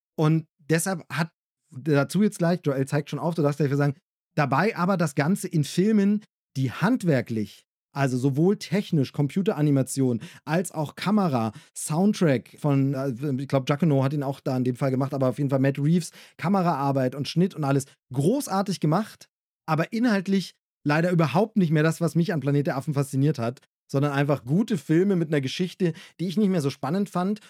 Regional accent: Germany; als Deutscher

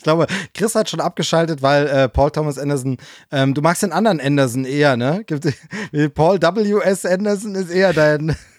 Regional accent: GDR, East Germany, Germany; bis ich zehn Jahre alt war, bin ich in der DDR aufgewachsen

